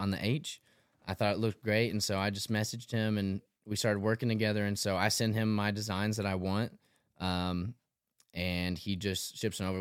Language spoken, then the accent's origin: English; Tullahoma, Tennessee, United States; moved away as an adult; also born or lived in Murfreesboro, Tennessee; now in Nashville, United States; 26 from Tullahoma, Tennessee. It's about an hour and a half south of Nashville. Um, yeah, so grew up there